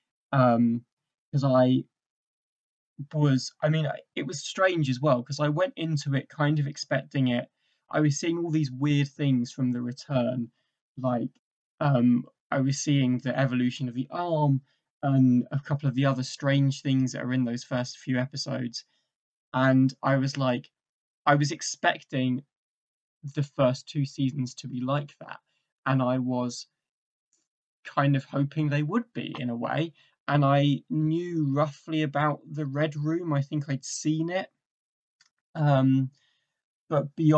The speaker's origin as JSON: {"language": "English", "region": "England", "country": "United Kingdom", "also_born_or_lived": "Essex", "said": "So I'm from England, originally I am from England. I'm currently in Essex."}